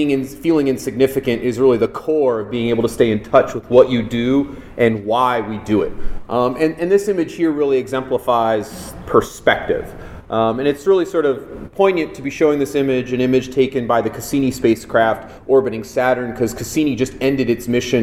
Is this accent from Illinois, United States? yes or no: no; Los Angeles, California, United States; I grew up in Los Angeles